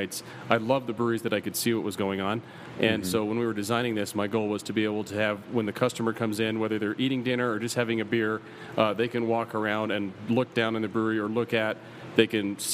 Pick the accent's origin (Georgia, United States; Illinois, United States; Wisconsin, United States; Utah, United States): Utah, United States; moved away as an adult; also born or lived in Arizona; I grew up in Utah, left for 10 years